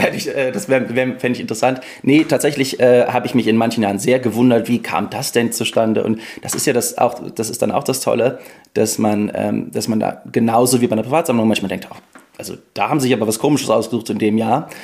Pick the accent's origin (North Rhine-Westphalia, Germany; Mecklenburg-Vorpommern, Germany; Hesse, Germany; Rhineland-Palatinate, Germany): North Rhine-Westphalia, Germany; near Cologne; ich komme ja aus der Nähe von Köln